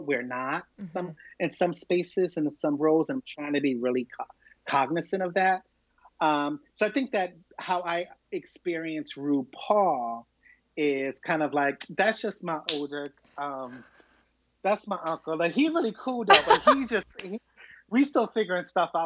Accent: Philadelphia, Pennsylvania, United States; I'm born and raised in Philadelphia

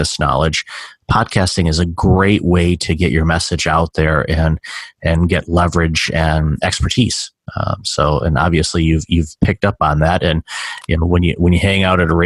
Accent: Detroit, Michigan, United States; now in Toronto, Canada; I'm calling you from Toronto. I'm originally from Detroit

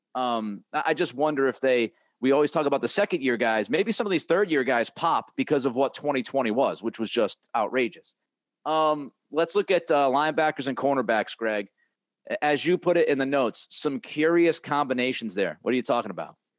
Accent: New England, United States; I grew up in New England. I, I spent you know, the vast majority of my life, thirty-plus years in New England

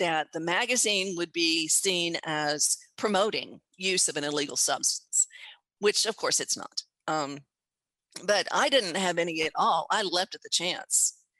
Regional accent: Texas, United States; I'm a Texan, and I still live and work from Texas.

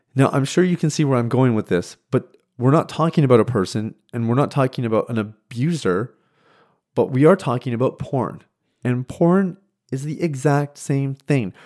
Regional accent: Saskatchewan, Canada; moved away; I was born and raised in Saskatchewan, which is the central part of Canada.

